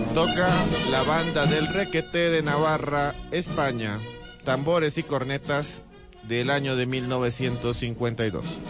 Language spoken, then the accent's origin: Spanish; Colombia; me siento orgulloso de haber nacido en esta tierra. En mi tierra. Por eso tengo este acento.